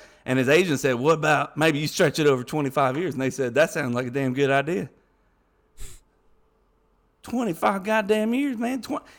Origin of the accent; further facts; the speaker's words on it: Atmore, Alabama, United States; I'm from Atmore, Alabama. Now, you got a problem with where I'm from?